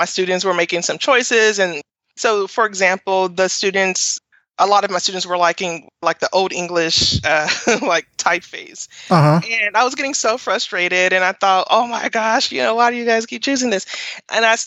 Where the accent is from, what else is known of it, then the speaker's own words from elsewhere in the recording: Nashville, Tennessee, United States; I grew up in Nashville and I went to Tennessee State University for undergrad. So that's home, and Nashville is home